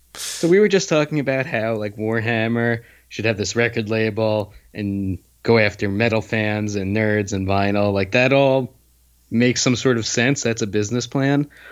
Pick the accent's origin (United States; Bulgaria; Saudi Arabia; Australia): United States; New Jersey; I grew up in New Jersey, which is the land of 24 hour diners